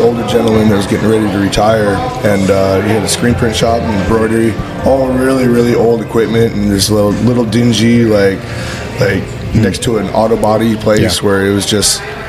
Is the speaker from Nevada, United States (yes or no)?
yes; Boulder City, Nevada, United States; moved away as an adult; also born or lived in Texas; But came back to my roots. I grew up right outside of Las Vegas in a little town called Boulder City. It's like where Hoover Dam's at.